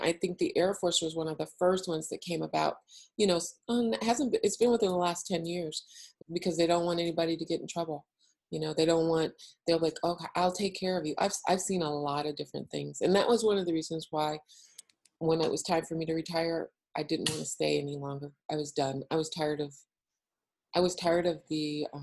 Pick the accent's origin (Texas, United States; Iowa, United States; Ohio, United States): Ohio, United States; moved away as an adult; I grew up in Ohio